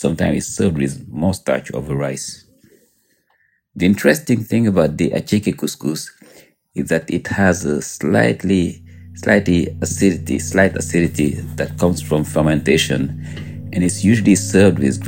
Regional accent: Senegal; now in New York City, United States; I'm from Senegal, so obviously in West Africa

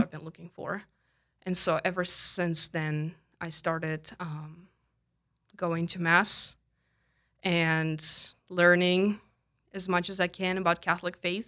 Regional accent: Tolyatti, Samara Oblast, Russia; English is a second language; moved away as an adult; also born or lived in Kentucky, United States; now in South Dakota, United States; I was born and raised in Russia

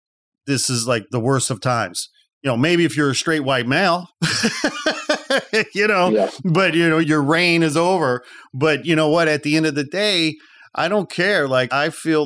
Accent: outside Chicago, Illinois, United States; I'm a Midwest boy. I grew up outside Chicago

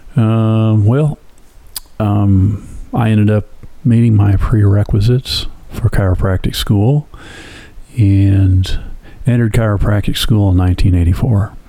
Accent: Flint, Michigan, United States; I was born in, it's not a joke, Flint, Michigan.

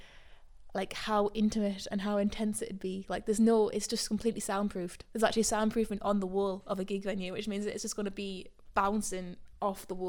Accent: the Wirral, North West England, United Kingdom; moved away as an adult; now in Sunderland, United Kingdom; I'm from the Wirral

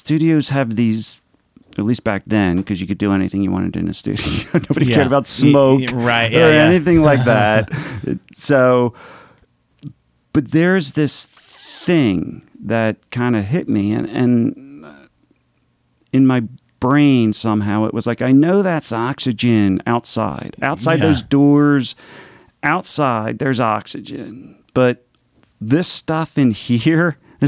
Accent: Philadelphia, Pennsylvania, United States; So I'm Italian. I'm from Philadelphia.

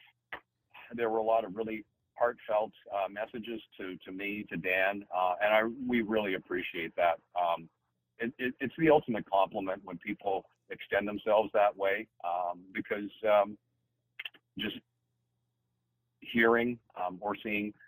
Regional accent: Winnipeg, Manitoba, Canada; moved away as an adult; also born or lived in Montreal; I'm in Winnipeg, in my hometown.

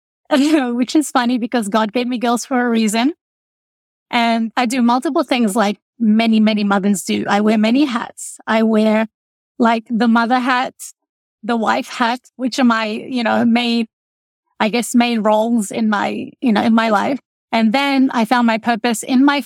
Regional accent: Australia; moved away as an adult; also born or lived in Lebanon; now in Texas, United States; I grew up in Australia. I am the youngest of eight children. My parents migrated from Lebanon

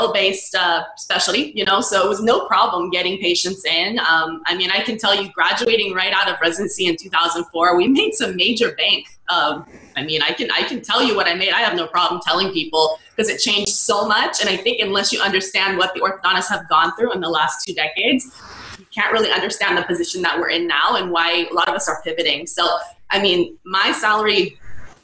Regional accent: California, United States; also born or lived in Missouri / Connecticut / San Francisco; I'm from California originally

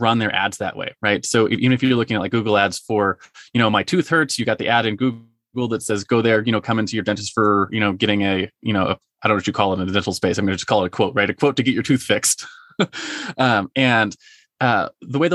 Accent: Marietta, United States; my hometown, you mentioned Marietta

